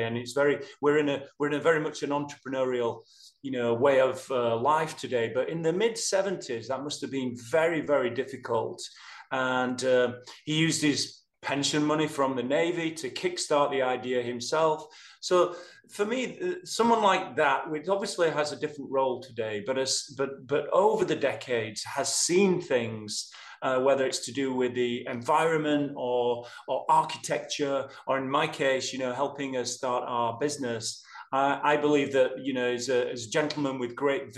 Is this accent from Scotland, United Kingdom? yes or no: no; Yorkshire and the Humber, United Kingdom; moved away as an adult; now in Atlanta, United States; I'm a Yorkshireman